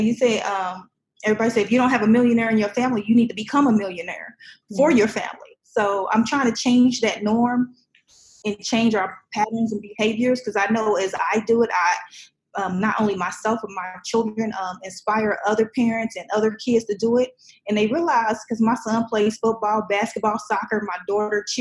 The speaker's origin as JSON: {"language": "English", "town": "Indianapolis", "region": "Indiana", "country": "United States", "tie": "born or raised there", "also_born_or_lived": "Chicago, Illinois / Muncie, Indiana / Kentucky / Florida", "moved": "yes", "said": "I'm originally from Chicago, But I spent most of my time in Indianapolis"}